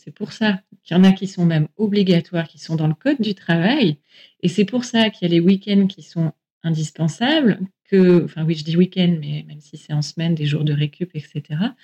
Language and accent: French; France; chez nous, en France